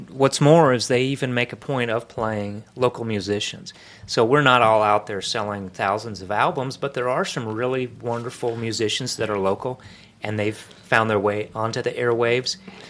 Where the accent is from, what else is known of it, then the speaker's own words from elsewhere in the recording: Brookings, South Dakota, United States; also born or lived in Dallas, Texas / Minnesota; now in Gainesville, United States; I grew up in South Dakota, but I'm from Dallas.